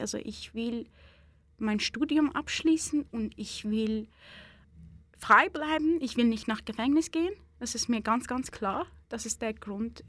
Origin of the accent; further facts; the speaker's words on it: Iran; German is a second language; now in Switzerland; ich eine Iranerin bin. Es ist wahrscheinlich wegen meiner äh, Nationalität